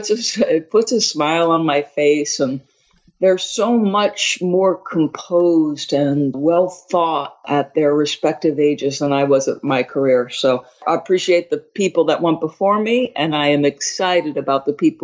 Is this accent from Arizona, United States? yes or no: no; Manasquan, New Jersey, United States; also born or lived in Long Island, New York; Irish Catholic family. And my parents decided to move to accommodate my father's job. When I was 7, we moved from Long Island to a small, very small town, 1 mile square town on the Jersey Shore called Manasquan, very difficult to enunciate.